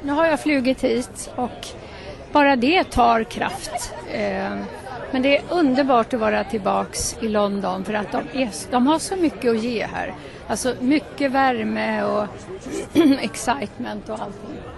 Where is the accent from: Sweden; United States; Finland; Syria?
Sweden; Men jag är ju svensk. Vi är ju svenska